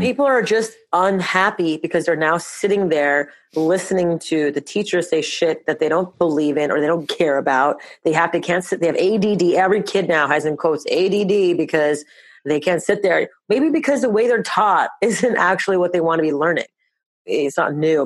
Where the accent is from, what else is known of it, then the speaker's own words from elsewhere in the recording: Montreal, Quebec, Canada; we were born and raised in Montreal, Canada